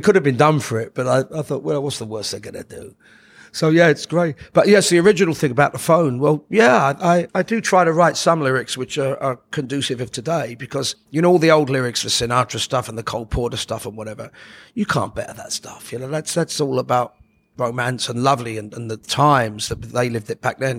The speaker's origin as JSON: {"language": "English", "region": "London", "country": "United Kingdom", "tie": "born or raised there", "said": "We grew up in Oxford Gardens"}